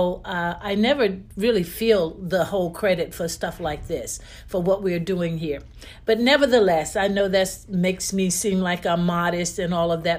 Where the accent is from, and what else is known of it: Wilson, North Carolina, United States; born or raised there; moved away as an adult